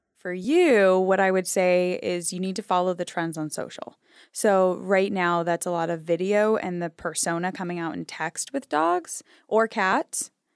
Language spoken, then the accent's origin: English; New Hampshire, United States; I grew up in New Hampshire